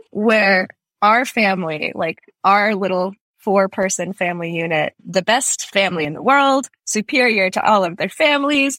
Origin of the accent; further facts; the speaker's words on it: Fremont, California, United States; also born or lived in St. Petersburg, Russia / Boston, Massachusetts; now in San Francisco, United States; we came over when I was 3 and my sister was 6. First to Boston, then to the Bay Area, to Fremont